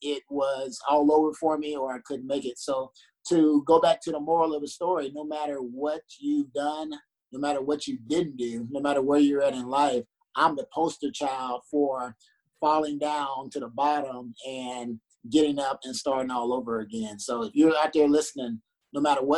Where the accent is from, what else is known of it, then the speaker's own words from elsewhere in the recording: Shreveport, Louisiana, United States; moved away as an adult; also born or lived in Hawaii / Korea; I'm very, very cold natured. I grew up in Louisiana